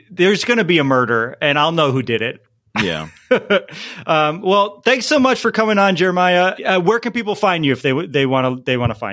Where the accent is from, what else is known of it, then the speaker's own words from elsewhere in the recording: East Coast, United States; now in Los Angeles, United States; I grew up on the East Coast and I I wasn't into MLS and when Seattle and Portland came into the league, that's when I started to take notice of MLS